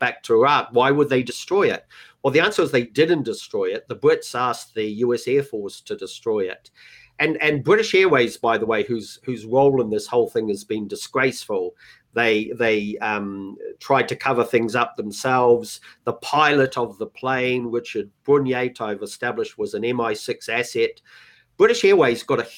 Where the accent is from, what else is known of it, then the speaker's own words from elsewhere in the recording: New Zealand; moved away; also born or lived in Los Angeles, United States / United Kingdom; I'm a Kiwi, I've spent most of my life abroad